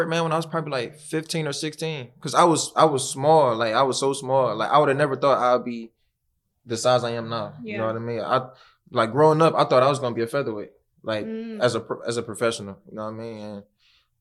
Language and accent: English; Cleveland, Ohio, United States; born or raised there